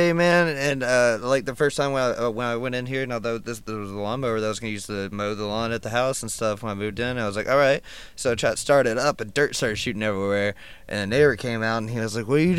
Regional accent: United States; also born or lived in Memphis; now in Chicago, United States; I lived there for a couple years. I was born in, like, the Bayou Swamp area

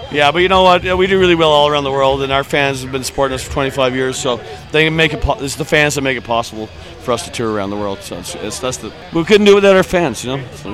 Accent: Toronto, Ontario, Canada; But I'm from Toronto, so it's pretty far away from here.

